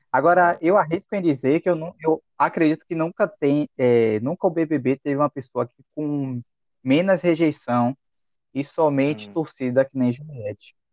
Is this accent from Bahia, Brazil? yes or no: yes; Salvador, Bahia, Brazil; Eu, como soteropolitano, quero pedir desculpas, viu, galera? Eu sou de Salvador, da Bahia